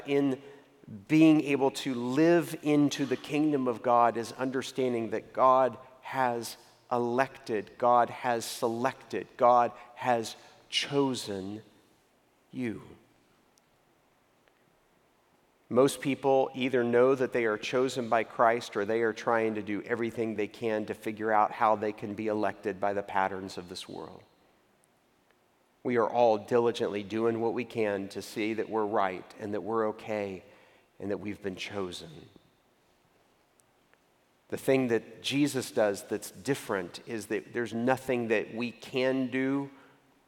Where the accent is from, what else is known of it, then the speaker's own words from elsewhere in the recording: Waco, Texas, United States; moved away as an adult; also born or lived in New York City; I grew up in the Greater Metropolitan Cultural Center of Waco, Texas.